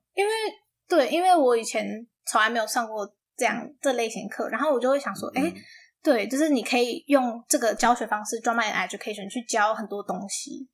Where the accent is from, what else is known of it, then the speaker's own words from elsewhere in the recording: Taiwan; moved away; 这个方法可以带回台湾教高中生，因为当然我们母语不是英文嘛